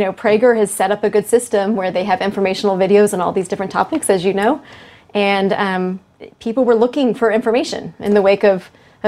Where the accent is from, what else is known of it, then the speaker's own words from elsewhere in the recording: Dallas, Texas, United States; I'm from Dallas